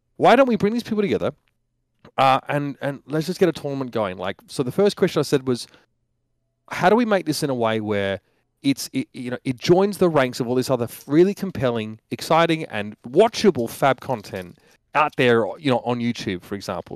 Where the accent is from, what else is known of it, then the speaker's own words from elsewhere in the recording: Australia; moved away; I'm an Australian